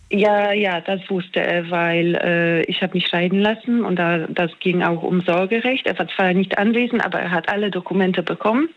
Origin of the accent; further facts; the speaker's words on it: Poland; moved away as an adult; also born or lived in Australia / near Mannheim, Germany; now in Germany; Ich komme ursprünglich aus Polen, ich wohne jetzt in Deutschland